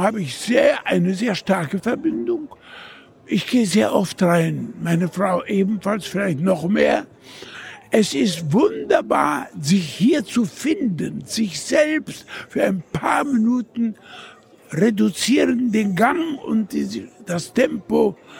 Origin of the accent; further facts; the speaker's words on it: Vienna, Austria; ich bin als Wiener mit der spanischen Hofreitschule aufgewachsen